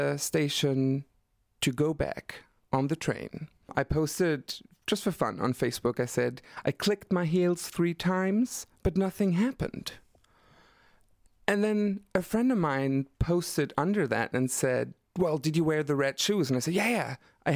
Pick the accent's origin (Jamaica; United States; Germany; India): Germany; Black Forest, Baden-Württemberg; moved away as an adult; now in Berlin, Germany; I'm coming from the Black Forest, and very the south of Germany, in the middle of nowhere.